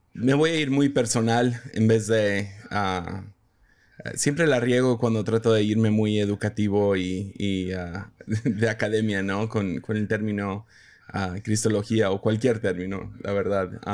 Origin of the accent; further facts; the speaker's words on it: Mazatlán, Sinaloa, Mexico; now in Tepic, Mexico; crecí en Mazatlán, entonces ahí decíamos chilo